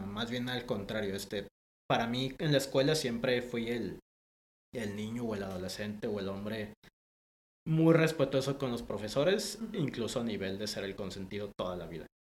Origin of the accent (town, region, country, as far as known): Guadalajara, Jalisco, Mexico; born or raised there; also born or lived in Panama